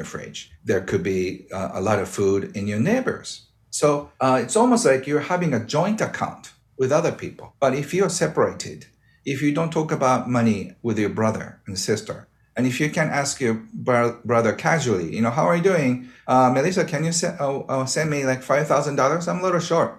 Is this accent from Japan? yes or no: yes; Japan